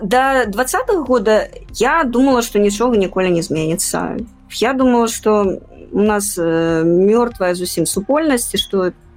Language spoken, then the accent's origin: Belarusian; Minsk, Belarus; moved away as an adult; now in Poland; мы не россия мы не русские мы беларусы